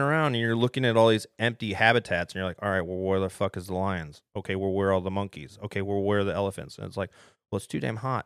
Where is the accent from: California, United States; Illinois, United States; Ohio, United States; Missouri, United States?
Ohio, United States; moved away; I was spoiled growing up in Ohio